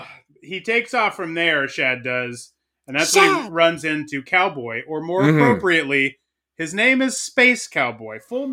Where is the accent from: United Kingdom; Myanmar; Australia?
Australia; I'm from Australia, by the way.